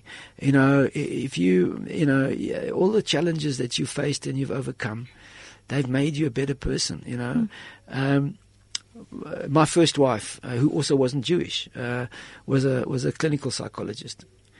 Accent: Rochdale, North West England, United Kingdom; born there; He met me at Heathrow, and he was living where I was born in Rochdale.

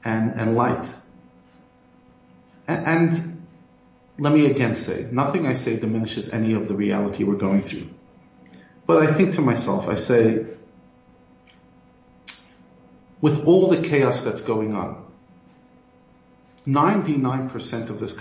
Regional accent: United States; moved away as an adult; now in South Africa; I come from the U.S., as you can hear from my accent.

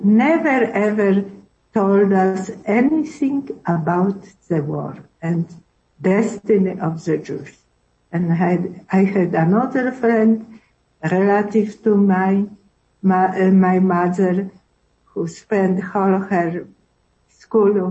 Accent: Poland; English is a second language; also born or lived in South Africa; we adapt already in orphanage Polish identity, because we have been told Polish history, religion, we have been educated

